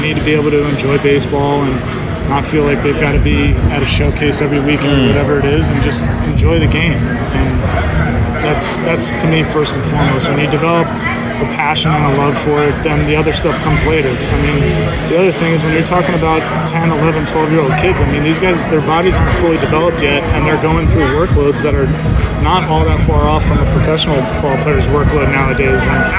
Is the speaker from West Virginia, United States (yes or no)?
no; New Jersey, United States; And where I grew up in New Jersey, there's an indoor facility almost in every town.